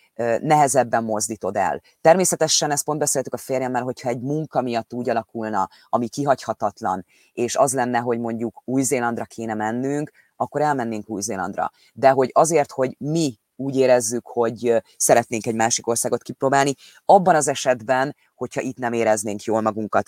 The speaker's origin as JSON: {"language": "Hungarian", "country": "Hungary", "tie": "born or raised there", "moved": "as an adult", "lives_now": "England, United Kingdom", "said": "ott születtünk, ott van a családunknak egy nagy része Magyarországon"}